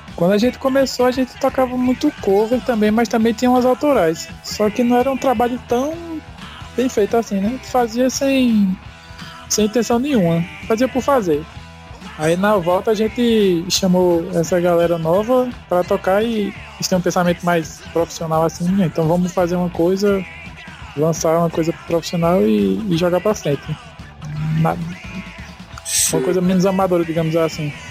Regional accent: Arcoverde, Pernambuco, Brazil; a gente é do interior de Pernambuco, uma cidade chamada Arco Verde, conhecido como Portal do Sertão.

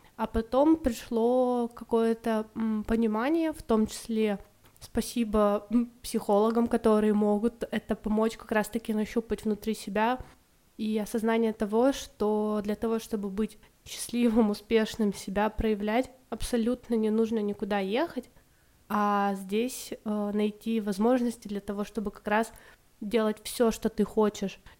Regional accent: Irkutsk, Irkutsk Oblast, Russia; also born or lived in India / Malaysia; я из Иркутска, это такой город в Сибири

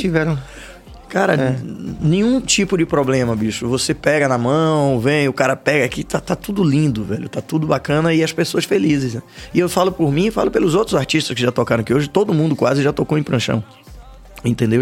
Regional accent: Salvador, Bahia, Brazil; como soteropolitanos

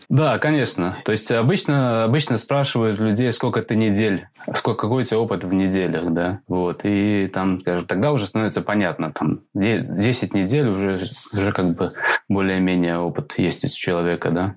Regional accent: Latvia; moved away as an adult; now in England, United Kingdom; я родом из Латвии. И вот я оказался в Англии

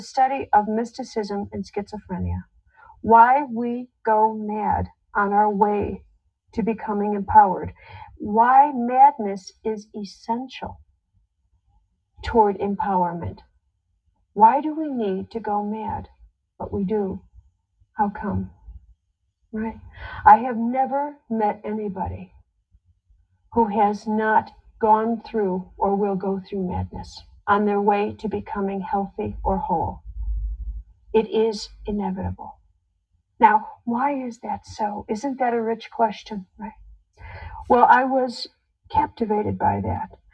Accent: Chicago, Illinois, United States; I was in Chicago, my hometown

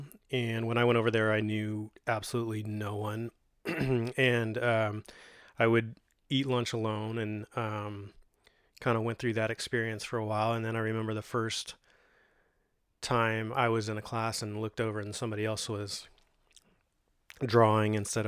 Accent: Modesto, California, United States; I was born in 1976 in Doctor's Hospital here in Modesto, California. Grew up on the east side of Modesto, kind of near Orangeburg and Lakewood.

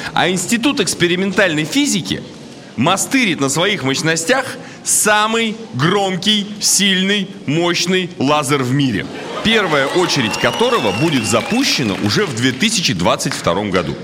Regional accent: Surgut, Khanty-Mansi Autonomous Okrug, Russia; now in Moscow, Russia; сам я из Сургута переехал в Москву

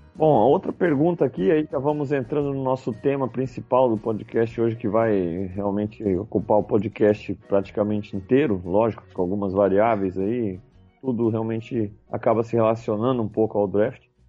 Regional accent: Brazil; como brasileiro e torcedor do Buffalo Bills

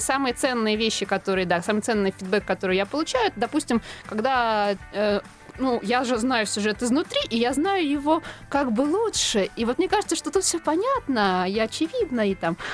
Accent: Tula, Tula Oblast, Russia; moved away; also born or lived in Moscow; Это моя малая родина. Там выросла, ну, можно сказать, достигла подросткового возраста.

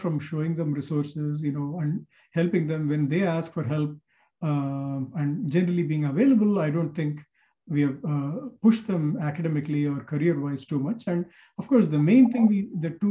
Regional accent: Chennai, Tamil Nadu, India; moved away as an adult; now in United States; In my hometown of Madras, IIT Madras

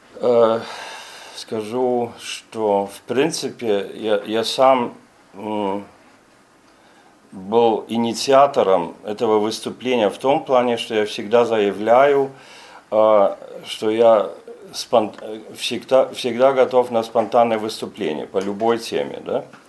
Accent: Germany; Russian is a second language

